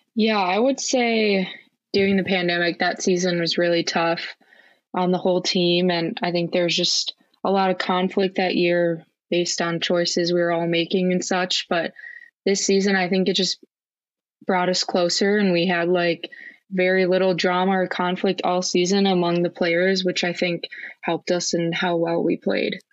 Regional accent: Eagan, Minnesota, United States; I grew up in Eagan, Minnesota, which is a suburb of the Twin Cities.

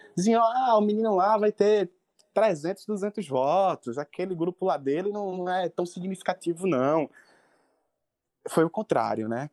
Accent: Brazil; na minha comunidade, que eu nasci e me criei no Alto São Miguel

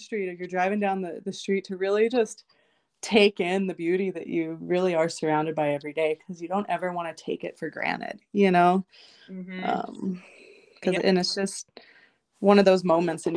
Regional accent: Texas, United States; now in Butte, Montana, United States; I'm originally from Texas

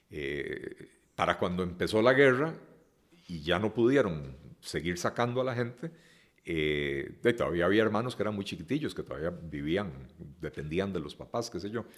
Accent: Costa Rica; yo nací en Costa Rica

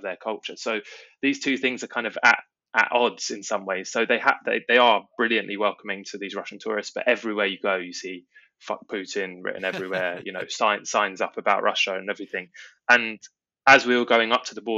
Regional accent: England, United Kingdom; as an English person

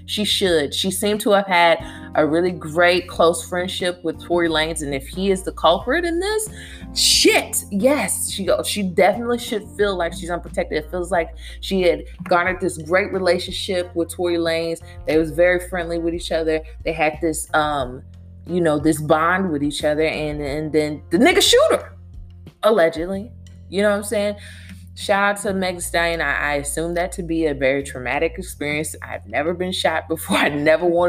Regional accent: Louisville, Kentucky, United States; my hometown, Louisville, Kentucky

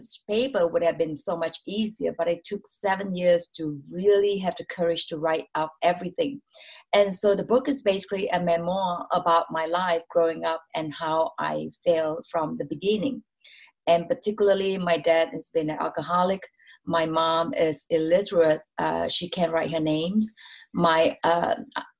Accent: Singapore; now in Hawaii, United States; I'm originally from Singapore

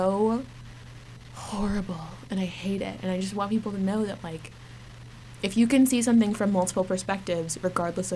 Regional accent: Norman, Oklahoma, United States; moved away as an adult; now in Boston, United States; OU, which is the university of my hometown

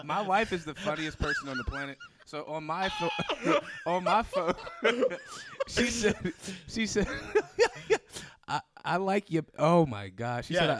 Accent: Buffalo, New York, United States; now in Pittsburgh, United States

